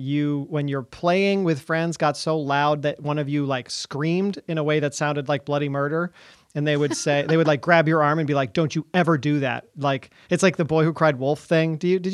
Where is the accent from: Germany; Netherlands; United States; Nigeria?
United States; Vermont; Of course, like I'm from